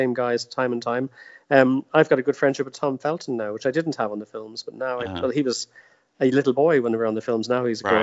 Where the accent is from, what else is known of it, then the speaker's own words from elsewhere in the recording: Ireland; moved away as an adult; also born or lived in Orlando, United States / Los Angeles, United States; I'm Irish